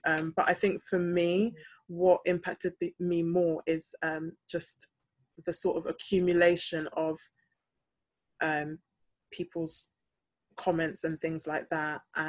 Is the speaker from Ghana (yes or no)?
yes; Ghana; when I lived in Ghana as a child, I was also a minority because people knew that I wasn't born and bred in Ghana. They knew that I'd moved back to Ghana.